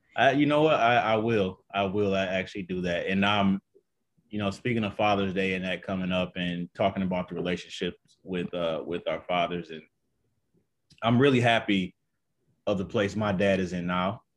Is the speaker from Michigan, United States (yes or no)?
yes; Detroit, Michigan, United States; I'm actually from, uh, Detroit, Detroit, Michigan.